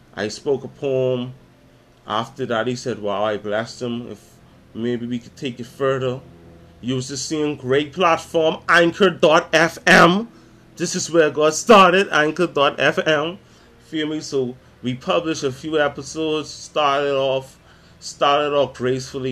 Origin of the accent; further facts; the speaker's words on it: Nassau, New Providence, Bahamas; I'm from Nassau, Bahamas, from the Caribbean